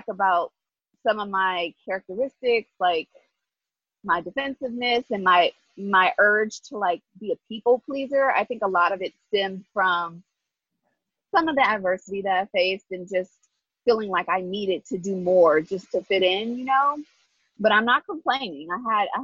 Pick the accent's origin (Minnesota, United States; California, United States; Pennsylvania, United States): California, United States; Inglewood; I am from Inglewood, California. I was born and raised there